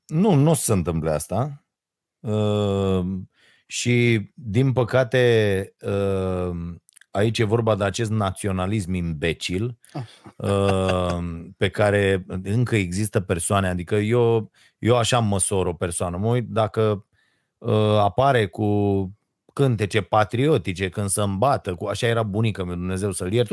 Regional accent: Romania; noi românii

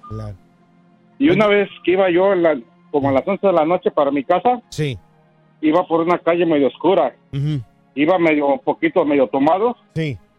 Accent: Sayula, Jalisco, Mexico; moved away; soy de parte del lado de Sayula, Jalisco.

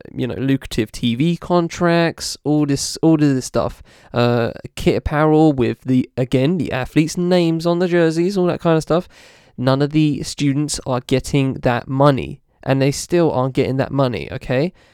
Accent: United Kingdom; as a British person

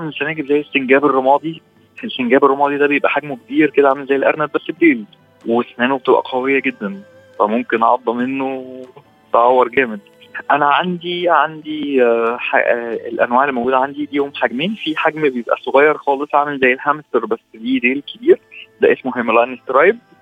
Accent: Egypt; عندنا في مصر هنا

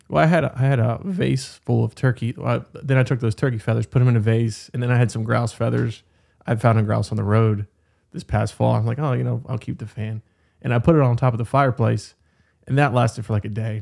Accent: Berkeley County, West Virginia, United States; I grew up in Berkeley County

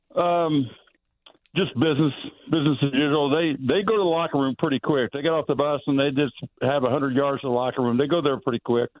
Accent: Indianapolis, Indiana, United States; moved away as an adult; now in San Antonio, United States; I'm from Indy, born and raised

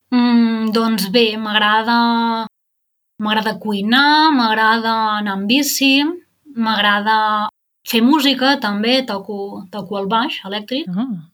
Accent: Girona, Catalonia, Spain; moved away as an adult; also born or lived in Barcelona / Netherlands / Marburg, Germany; now in Germany; soc de Girona

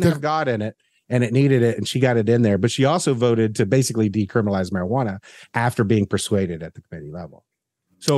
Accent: the South, United States; as a Southerner

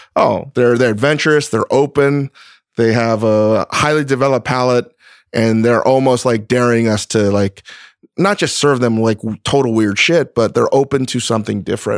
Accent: East Coast, United States; now in Los Angeles, United States; someone from the East Coast. I'm not a Californian

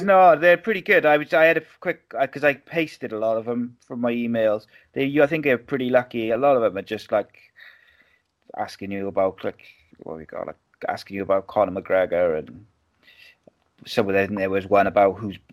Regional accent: Wales, United Kingdom; living in Wales

